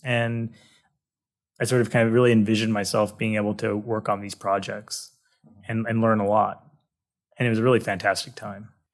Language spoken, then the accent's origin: English; Manhattan Beach, California, United States; also born or lived in Massachusetts; now in San Diego, United States; I grew up in Southern California in a, uh, a town called Manhattan Beach